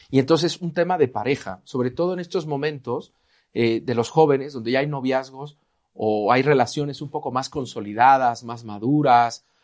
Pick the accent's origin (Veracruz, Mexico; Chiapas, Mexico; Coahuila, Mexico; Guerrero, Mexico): Veracruz, Mexico; Yo soy veracruzano y en Veracruz tenemos un refrán, el que temprano se moja, tiempo tiene de secarse.